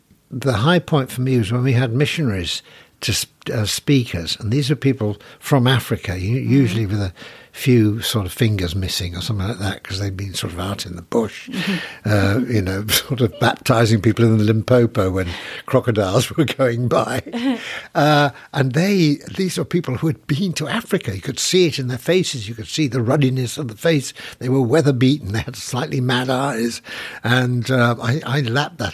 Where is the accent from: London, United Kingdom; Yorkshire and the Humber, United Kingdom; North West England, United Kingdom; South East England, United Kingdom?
Yorkshire and the Humber, United Kingdom; Sheffield; born and brought up in the west side of Sheffield.